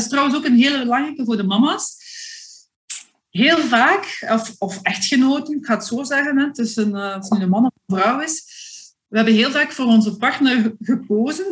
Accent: Flanders, Belgium; als Vlaming

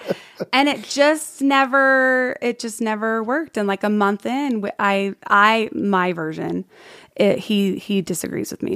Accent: San Diego, California, United States; moved away as an adult; also born or lived in Palm Springs, California / Sugar House, Salt Lake City, Utah; now in Utah, United States; born Palm Springs, born in Palm Springs, raised in San Diego, the foothills of San Diego, so Ramona area

